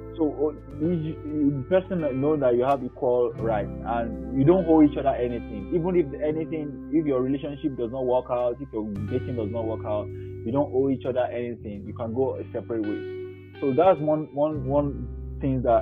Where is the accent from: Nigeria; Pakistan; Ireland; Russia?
Nigeria; moved away as an adult; now in Europe; I grew up in Nigeria